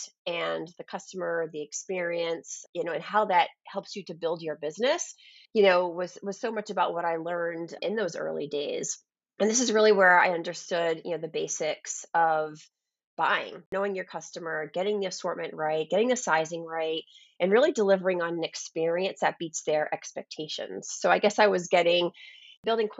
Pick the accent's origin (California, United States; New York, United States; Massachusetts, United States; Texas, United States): Massachusetts, United States; outside of Boston near the Cape Cod area; I grew up outside of Boston near the Cape Cod area